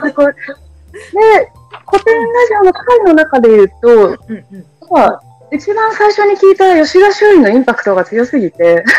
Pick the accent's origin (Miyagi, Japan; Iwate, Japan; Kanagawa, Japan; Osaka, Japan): Miyagi, Japan; 宮城出身